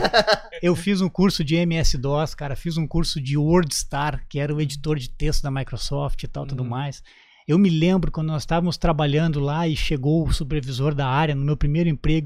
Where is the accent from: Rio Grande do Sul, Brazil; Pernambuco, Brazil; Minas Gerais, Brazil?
Rio Grande do Sul, Brazil; Canoas; moved away as an adult; also born or lived in Porto Alegre; now in Santa Catarina, Brazil; no Rio Grande do Sul, na minha terra natal. Eu sou natural de Canoas